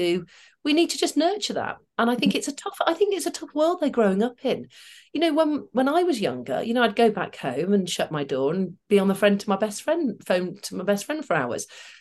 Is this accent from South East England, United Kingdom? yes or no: no; Manchester, North West England, United Kingdom; But I grew up in Manchester, working class, mother, teacher, dad, carpet fitter, then ran his own business.